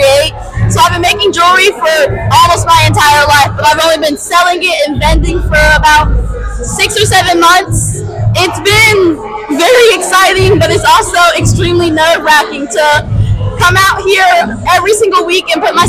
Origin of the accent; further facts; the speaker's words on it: Cincinnati, Ohio, United States; I am from Cincinnati, born and raised